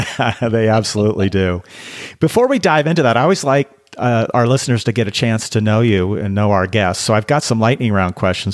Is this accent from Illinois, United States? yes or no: no; Seattle, Washington, United States; my hometown of Seattle, Washington.